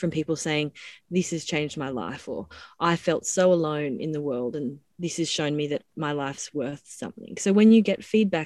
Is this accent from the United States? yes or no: no; Dunedoo, New South Wales, Australia; moved away; I grew up in Dunedoo, which is a small town in central west New South Wales